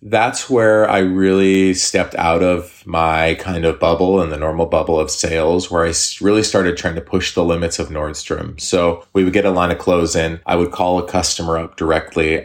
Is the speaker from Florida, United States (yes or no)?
no; Eugene, Oregon, United States; also born or lived in Hawaii; I grew up in Eugene. So I, I went to school here. I lived here for a long time, high school, a couple years of college.